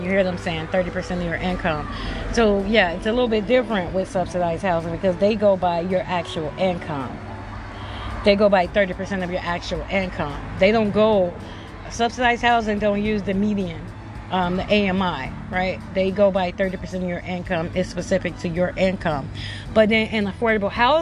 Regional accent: Chicago, Illinois, United States; I'm from Chicago.

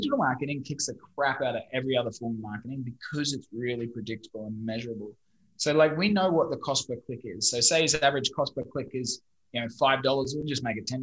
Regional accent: Brisbane, Queensland, Australia; accent: Australian; moved away as an adult; also born or lived in London; now in Vietnam; I'm originally from Brisbane, Australia, studied software engineering.

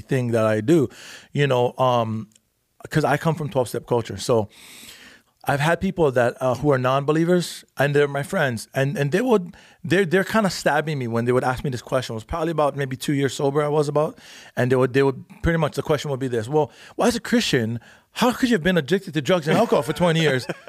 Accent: Big Island, Hawaii, United States; moved away as an adult; now in California, United States; I'm from the Big Island

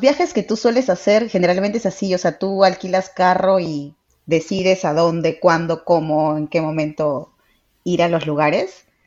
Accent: Trujillo, La Libertad, Peru; now in Lima, Peru; yo soy de Trujillo, qué de diferente es a Lima, ahora vivo en Lima

